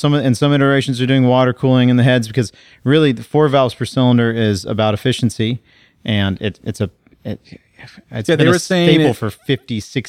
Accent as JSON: {"language": "English", "region": "Texas", "country": "United States", "tie": "born or raised there", "said": "I grew up in Texas and there was lots of electrical fences."}